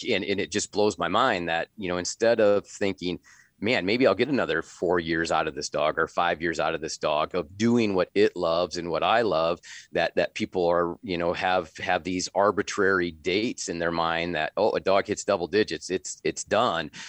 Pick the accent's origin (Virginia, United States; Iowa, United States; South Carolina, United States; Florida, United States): Iowa, United States; Northwest; also born or lived in Minnesota; now in Sioux Falls, United States; I grew up in Northwest Iowa, in the prairie pothole region of Northwest Iowa